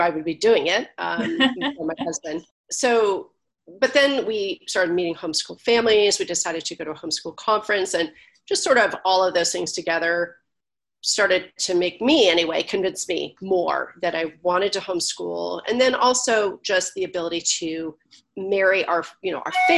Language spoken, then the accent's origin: English; California, United States; moved away as an adult; also born or lived in Buffalo, New York; I was born and raised in California.